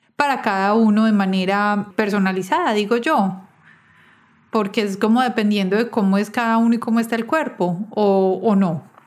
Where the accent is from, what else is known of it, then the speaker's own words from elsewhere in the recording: Medellín, Antioquia, Colombia; now in United States; yo soy de Medellín, pero vivo en los Estados Unidos